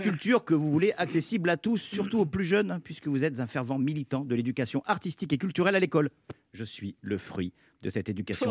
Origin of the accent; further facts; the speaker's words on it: Cannes, Provence-Alpes-Côte d'Azur, France; je suis de Cannes